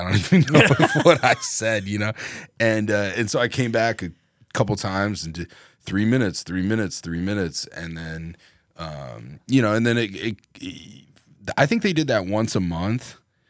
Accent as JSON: {"language": "English", "town": "Cedar Rapids", "region": "Iowa", "country": "United States", "tie": "born or raised there", "also_born_or_lived": "Las Vegas, Nevada", "moved": "as an adult", "said": "I'm from Cedar Rapids."}